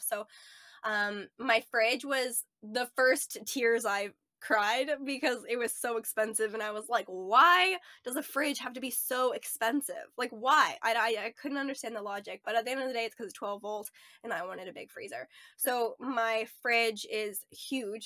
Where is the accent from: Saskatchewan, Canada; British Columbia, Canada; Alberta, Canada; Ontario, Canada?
Ontario, Canada; moved away as an adult; also born or lived in Nova Scotia / Edmonton; I grew up in Ontario for most of my life, um, lived in Nova Scotia for part of my life